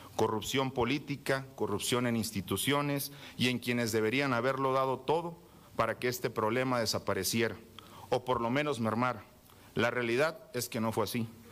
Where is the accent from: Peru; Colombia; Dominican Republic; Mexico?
Mexico; como mexicanos